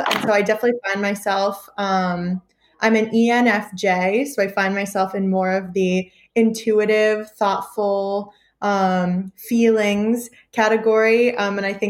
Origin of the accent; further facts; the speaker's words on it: the North, United States; now in Tuscaloosa, United States; I'm from the North